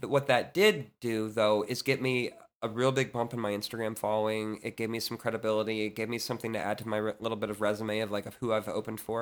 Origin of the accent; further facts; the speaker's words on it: Leesburg, Virginia, United States; I grew up in Leesburg, Virginia